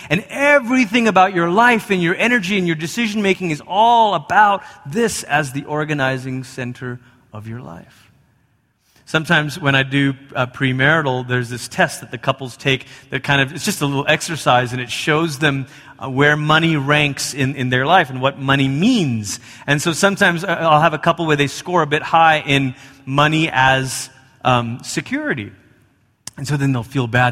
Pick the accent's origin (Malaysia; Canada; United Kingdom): Malaysia; moved away; I grew up in Malaysia